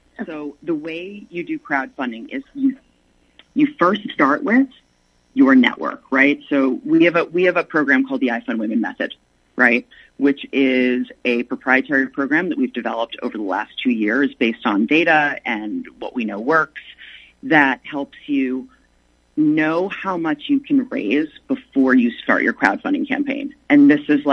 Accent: the South, United States; accent: southern; my southern accent

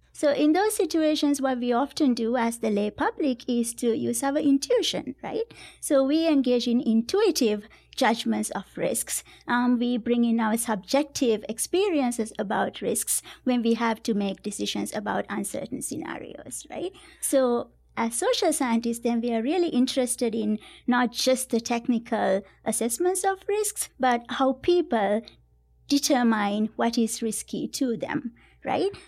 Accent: Sri Lanka; moved away as an adult; now in United States; I grew up in Sri Lanka

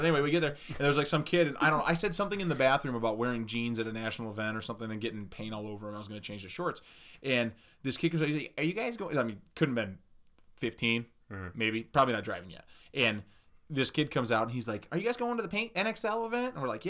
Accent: Ohio, United States; we're from Ohio

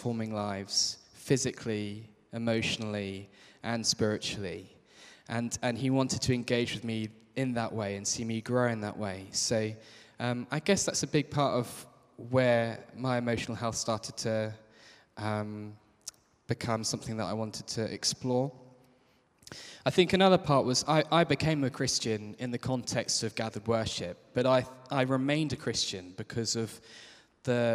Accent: Kent, South East England, United Kingdom; I grew up in Kent.

